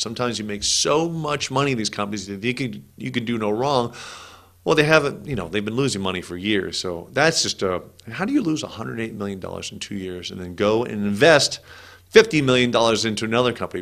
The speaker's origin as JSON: {"language": "English", "region": "California", "country": "United States", "tie": "born or raised there", "said": "I grew up in California"}